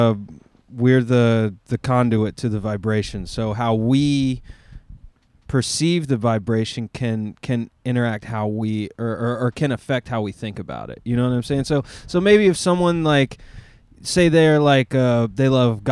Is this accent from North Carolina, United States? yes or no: yes; Asheville, North Carolina, United States; I grew up in Asheville